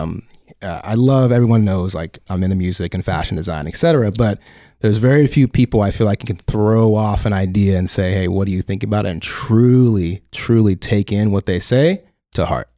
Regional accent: Tulsa, Oklahoma, United States; moved away as an adult; also born or lived in Detroit, Michigan; now in Los Angeles, United States; born and raised in Detroit, Michigan. Uh, moved to Tulsa, Oklahoma when I was a wee child, and then came out to L A about ten years ago

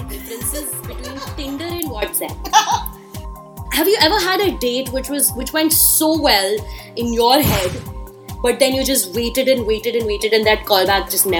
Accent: Delhi, India; I'm from Delhi and I've been doing radio for so many years

